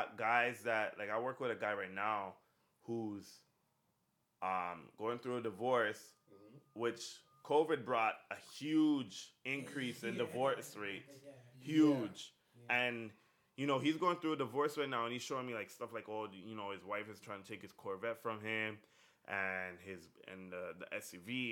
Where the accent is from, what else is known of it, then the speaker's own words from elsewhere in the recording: Ajax, Ontario, Canada; I'm from Ajax